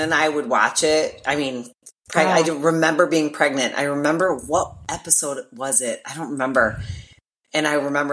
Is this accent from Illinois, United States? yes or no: yes; Chicago, Illinois, United States; it's in my hometown.